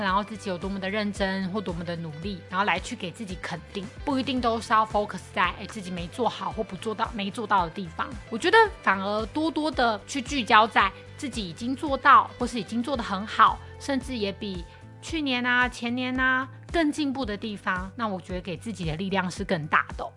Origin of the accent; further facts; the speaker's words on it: Taiwan; 即使我是台湾人